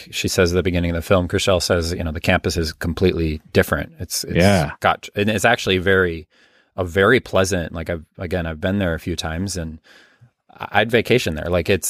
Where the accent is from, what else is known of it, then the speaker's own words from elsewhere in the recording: Midwest, United States; Certainly where I grew up in the Midwest, I still live in the Midwest.